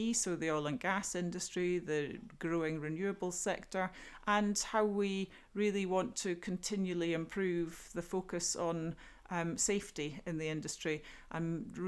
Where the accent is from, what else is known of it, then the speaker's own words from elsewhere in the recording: Tobermory, Scotland, United Kingdom; now in Aberdeen, United Kingdom; I grew up in a small fishing community on the west coast of Scotland. I grew up in Tobermory on the Isle of Mull, known to many young people as Ballamory, full of coloured houses